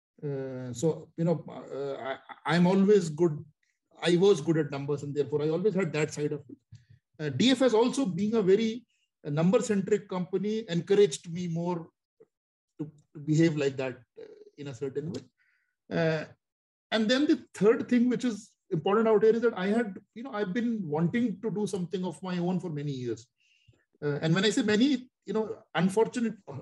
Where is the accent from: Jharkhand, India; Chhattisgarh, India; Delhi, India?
Delhi, India; moved away as an adult; also born or lived in Mumbai / Shanghai; I was always from Delhi. I went to shifted, relocated to Mumbai.